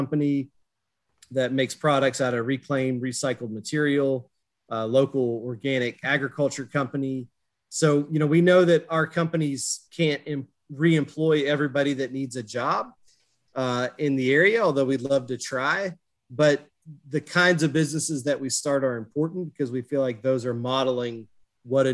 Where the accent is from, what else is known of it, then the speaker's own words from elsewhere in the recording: near Marshall, West Virginia, United States; I grew up near Marshall football